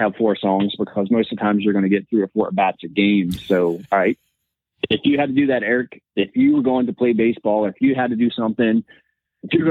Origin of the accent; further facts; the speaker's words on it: West Virginia, United States; I'm from West Virginia